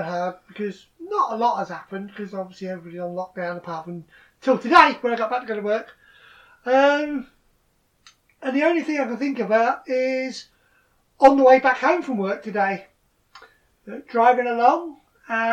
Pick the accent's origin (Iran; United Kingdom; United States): United Kingdom; Lincolnshire, East Midlands; I grew up in Lincolnshire